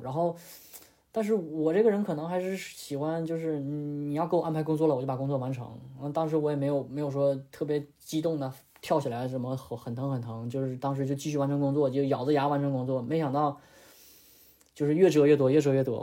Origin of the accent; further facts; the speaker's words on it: Northeast China, China; moved away as an adult; now in Australia; 因为我家是东北的嘛